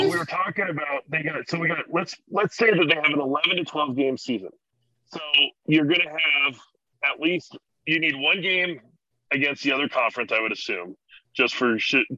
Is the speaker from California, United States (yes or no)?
no; Nebraska, United States; also born or lived in Colorado / Kansas City, Missouri; now in New Mexico, United States; I grew up in Nebraska, and then I spent years in Colorado and Missouri, well, Kansas City, so that's Missouri and Kansas, and then now here in New Mexico